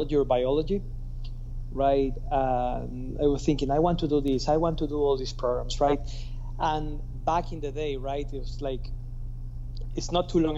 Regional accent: Guayaquil, Guayas, Ecuador; So I'm born and raised in Ecuador.

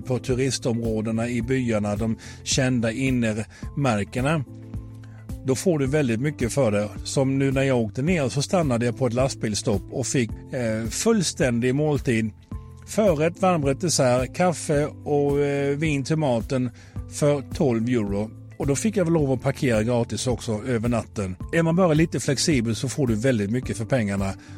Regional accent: Sweden; vi är så många svenskar

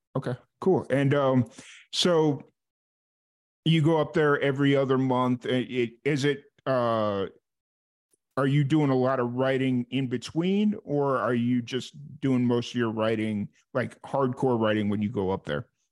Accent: Chicago, Illinois, United States; now in Florida, United States; that's where I'm from. I grew up around Chicago

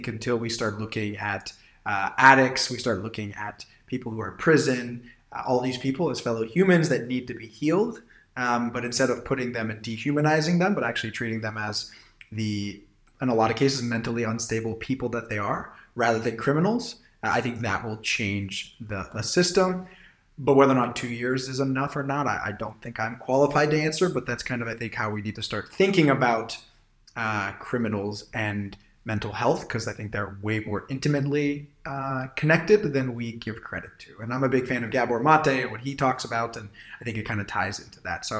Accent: Silicon Valley, California, United States; I'm from Silicon Valley

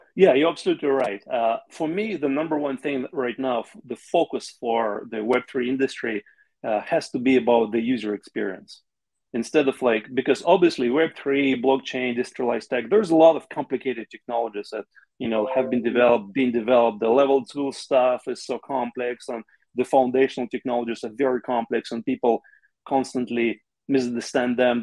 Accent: Chechnya, Russia; moved away; i grew up in the soviet union yeah. and i'm russian ethnically russian i have some ukrainian blood like most uh, russians do i also grew up in the region in russia uh, called chechnya

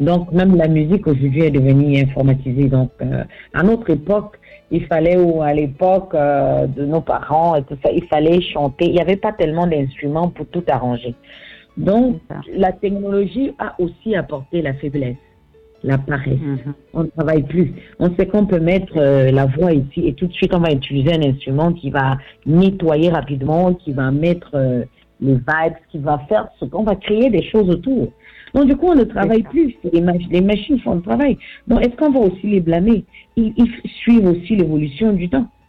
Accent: Southwest Region, Cameroon; je viens du sud-ouest du Cameroun.

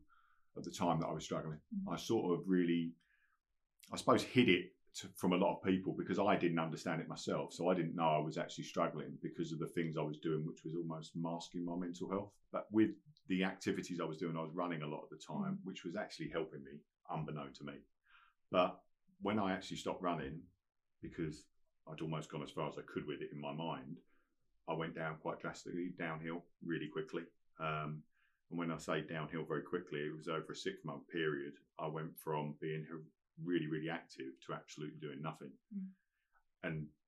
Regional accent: Colchester, East of England, United Kingdom; I was in Colchester in my hometown

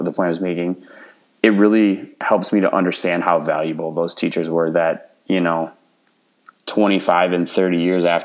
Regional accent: small town Wisconsin, United States; I grew up small town Wisconsin

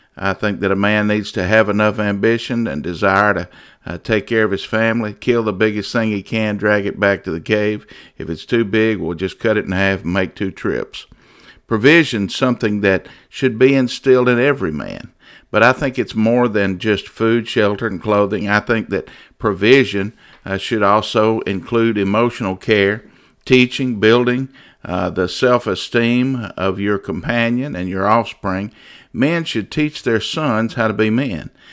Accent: United States; As an American

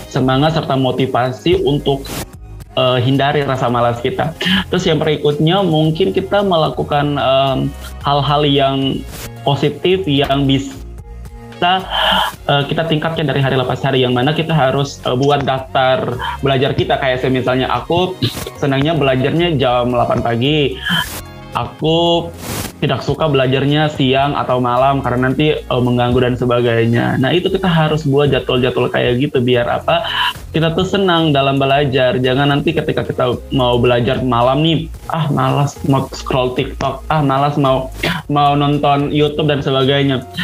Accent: Ambon, Maluku, Indonesia; now in Yogyakarta, Indonesia; Saya asalnya dari Ambon, Maluku. Dan sekarang saya eh, berkuliah di Yogyakarta

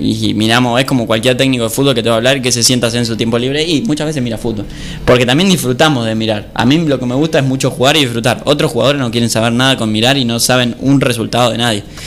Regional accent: Argentina; somos argentinos

